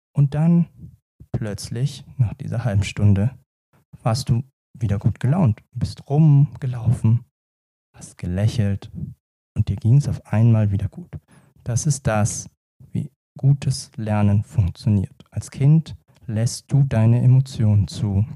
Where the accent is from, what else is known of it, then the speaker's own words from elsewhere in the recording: Lower Franconia, Bavaria, Germany; man hört mir ja an und sieht mir an, gebürtiger Unterfranke.